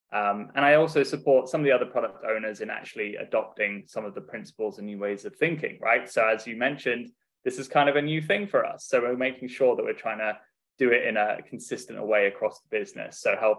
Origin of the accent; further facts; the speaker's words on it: Dubai, United Arab Emirates; I've kind of been all over the world, really. Grew up in Dubai in the Middle East and had a great upbring